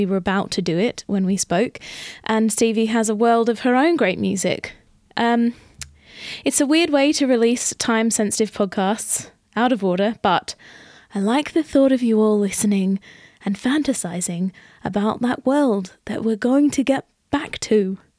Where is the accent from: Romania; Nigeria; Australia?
Australia; I think, I wonder, because growing up in Australia, we had fruit trees in our backyard.